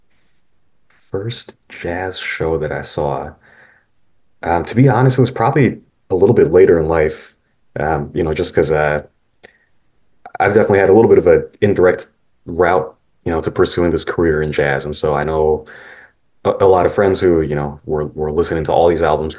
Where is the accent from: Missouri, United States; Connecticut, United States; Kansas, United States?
Missouri, United States; St. Louis; moved to St. Louis immediately, where my siblings and I were born